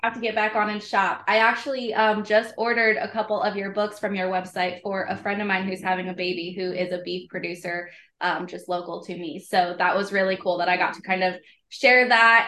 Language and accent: English; Iowa, United States; I'm from Iowa